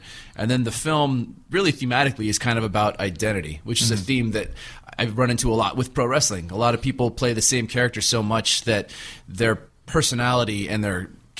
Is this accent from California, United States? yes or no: yes; Palos Verdes, California, United States; a kid growing up in Palos Verdes